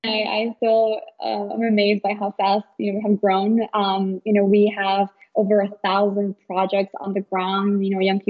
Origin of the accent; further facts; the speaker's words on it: Chicago, Illinois, United States; I grew up in Chicago, right, I'm a total city girl